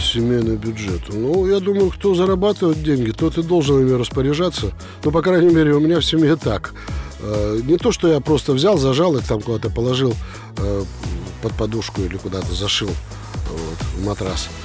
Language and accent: Russian; Perm, Perm Krai, Russia; мы из Перми с Федькой. Вот я родился э, в Пермском районе. То есть это пригород Перми